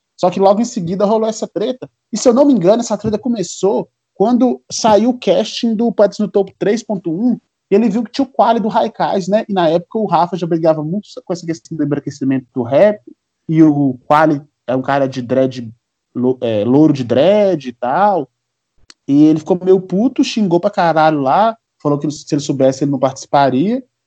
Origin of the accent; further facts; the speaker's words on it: Minas Gerais, Brazil; also born or lived in Ouro Preto; A gente é de Minas Gerais, nós somos mineiros. Sim. Eu sou de, morador de Ouro Preto